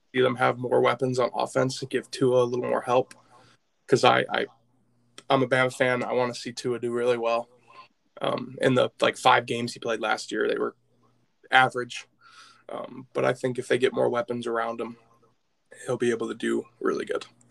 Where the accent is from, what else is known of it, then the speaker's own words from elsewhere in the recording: Michigan, United States; I'm from Michigan